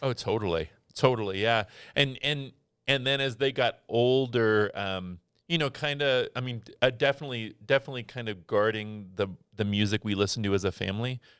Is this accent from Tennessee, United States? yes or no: no; Scottsdale, Arizona, United States; in high school, I was in, I was in Scottsdale, Arizona.